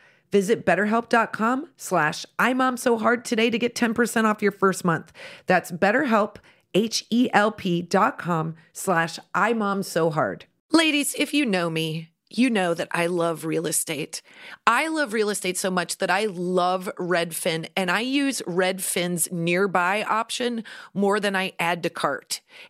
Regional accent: Midwest, United States; We're very from the Midwest.

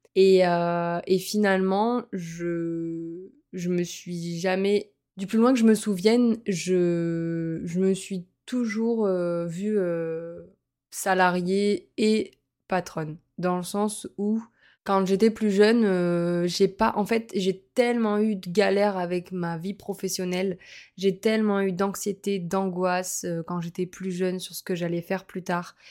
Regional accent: Montpellier, Occitania, France; moved away as an adult; also born or lived in Lille; now in Nice, France; je suis originaire de Montpellier, j'ai passé 4 ans, euh, donc on a passé 4 ans à Lille

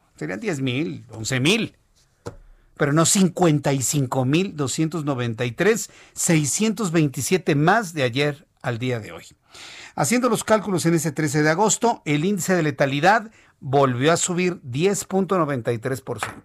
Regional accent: Mexico; Somos más los mexicanos

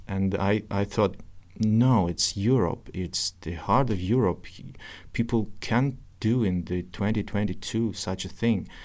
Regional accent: Novosibirsk, Novosibirsk Oblast, Russia; English is a second language; also born or lived in Kyiv, Ukraine; now in Ukraine; I was born in Novosibirsk, Russia

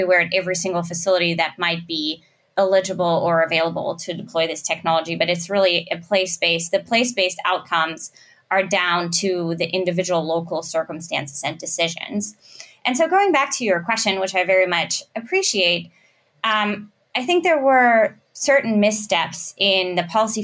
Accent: Germany; I'm from Germany

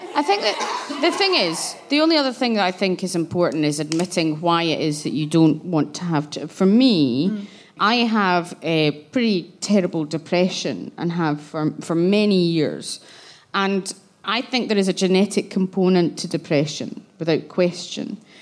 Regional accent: Glasgow, Scotland, United Kingdom; I grew up in Glasgow where Section 28 and Clause 28 was about

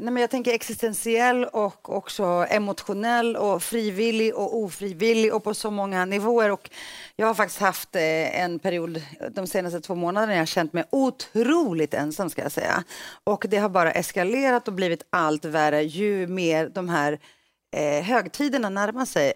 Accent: Stockholm, Stockholm County, Sweden; also born or lived in Greece; Jag växte upp i Rinkeby, så det tog många år innan jag fick svenska kompisar.

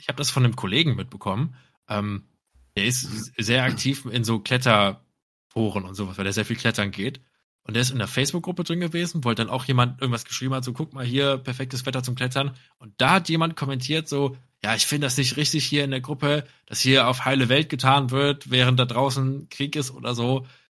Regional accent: Cologne, North Rhine-Westphalia, Germany; jetzt aus als Kölner selber

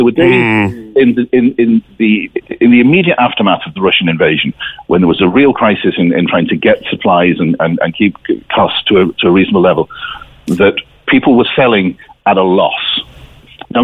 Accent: County Cork, Ireland; Despite my funny accent, I'm from North Cork.

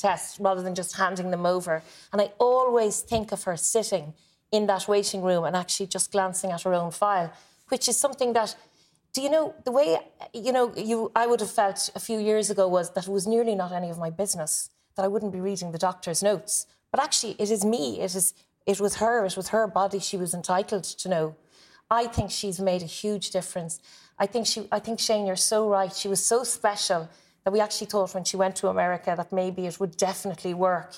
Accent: Blackrock, Leinster, Ireland; I grew up near Black Rock

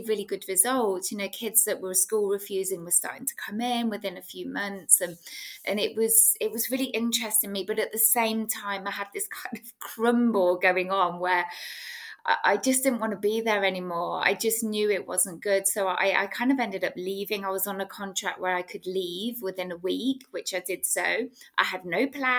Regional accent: England, United Kingdom; I was brought up in England in the UK.

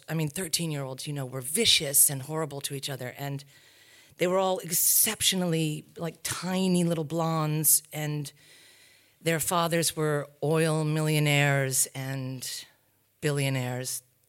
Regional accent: New England, United States; born there; I come from a tribe of academics. I was born in New England, in a small New England, very bucolic, beautiful New England town, prep school.

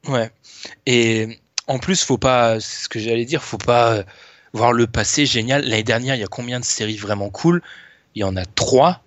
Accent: France; c'est malheureux qu'on est français

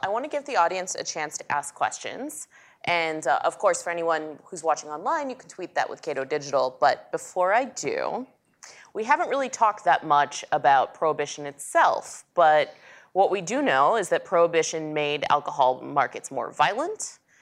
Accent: Dallas, Texas, United States; I grew up in Dallas, Texas, um, the city of Dallas

